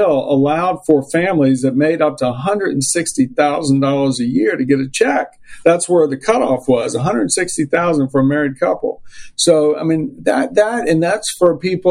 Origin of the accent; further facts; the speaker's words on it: Richmond, Virginia, United States; I grew up in the organized Jewish community in Richmond, Virginia